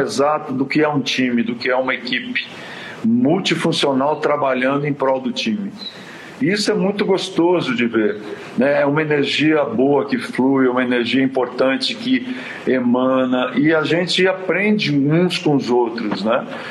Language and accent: Portuguese; São Paulo, Brazil; also born or lived in Quintana, São Paulo, Brazil; na realidade eu nasci em Quintana e vim para São Paulo